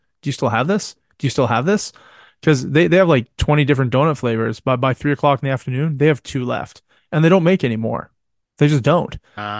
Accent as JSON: {"language": "English", "country": "Canada", "said": "I'm a Canadian that fucking hates Tim Hortons."}